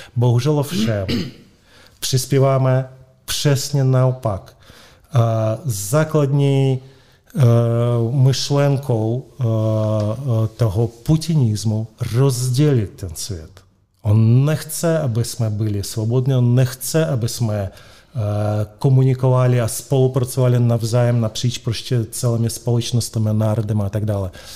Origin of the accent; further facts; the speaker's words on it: Moscow, Russia; accent: Russian; Czech is a second language; now in Prague, Czechia; sice jsem Španěl, ale s ruským příjmením, eh, rodák z Moskvy, s ruským eh, přízvukem